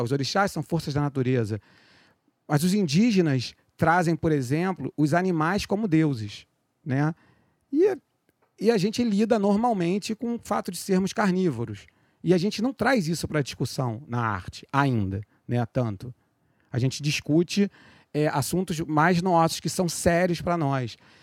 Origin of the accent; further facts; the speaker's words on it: Rio de Janeiro, Brazil; also born or lived in Penha, Rio de Janeiro; do Meyer